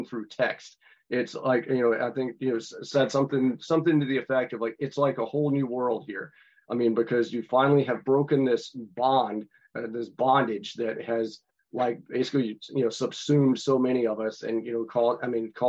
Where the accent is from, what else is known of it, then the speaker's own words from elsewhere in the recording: North Carolina, United States; my home state of North Carolina